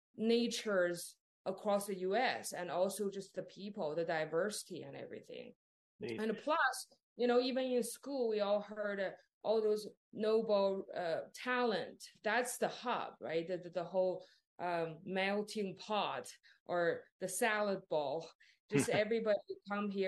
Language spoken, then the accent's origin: English; Northeast China, China; English is a second language; moved away as an adult; also born or lived in Waco, Texas; now in United States; I grew up in China, the northeast side of China. A small town, but a lot of people